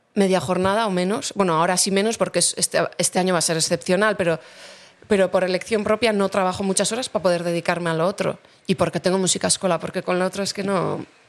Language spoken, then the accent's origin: Spanish; Basque Country, Spain; yo vivo aquí y, vivo en mi pueblo